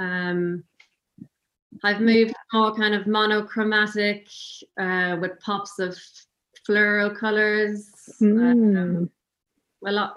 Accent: Cavan, County Cavan, Ireland; also born or lived in London; now in County Louth, Ireland; I'm originally from Cavan, but we moved to County Louth, just along the coast

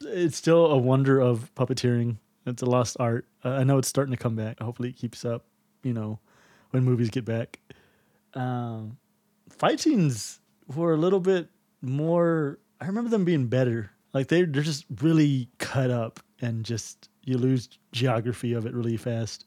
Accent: Texas, United States; I'm from Texas.

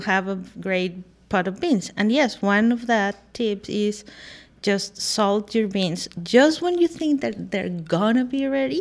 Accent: Guadalajara, Jalisco, Mexico; now in Austin, United States; I'm from Guadalajara, Jalisco

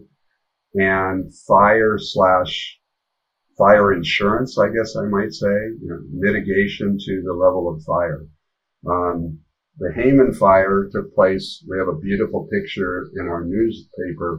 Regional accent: Colorado, United States; I'm from Colorado

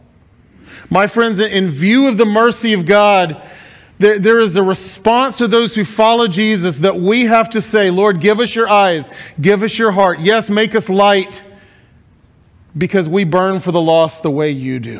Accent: Huntsville, Alabama, United States; moved away; also born or lived in Mississippi; I was born and raised in Huntsville, Alabama, but my family is all Mississippi roots

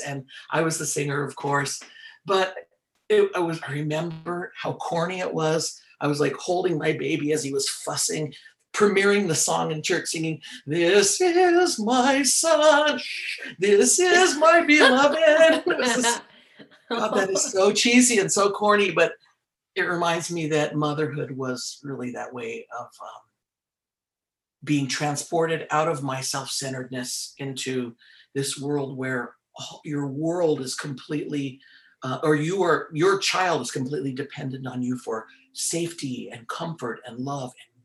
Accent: Oakland, California, United States; I'm native Californian and native of the Diocese of Oakland. So I've always been involved in the music here.

